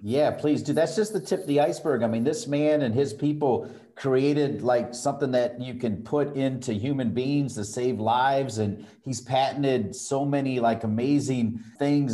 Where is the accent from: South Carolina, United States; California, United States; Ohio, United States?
Ohio, United States; now in Chapel Hill, United States; I'm actually from Ohio